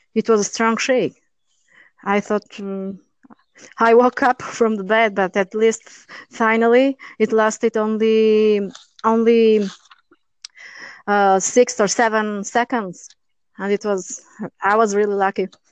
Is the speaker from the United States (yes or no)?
no; Durrës, Durrës County, Albania; English is a second language; moved away as an adult; now in Italy; my hometown is Durres